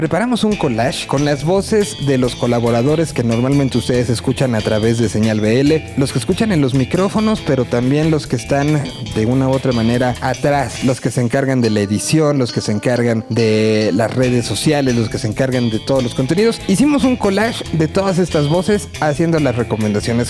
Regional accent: Mexico; como mexicanos

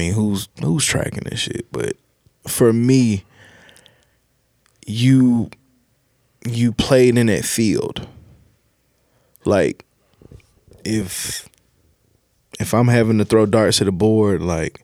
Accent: Spartanburg, South Carolina, United States; I'm from Spartanburg

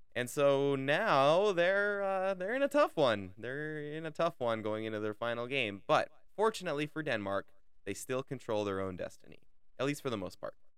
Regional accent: Canada; as a Canadian

